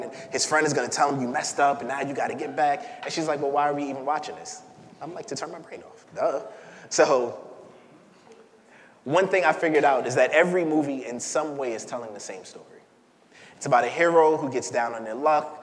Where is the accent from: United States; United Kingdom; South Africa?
United States; New York City, New York; I'm from Crown Heights, and I'm from Crown Heights back when it was Crown Heights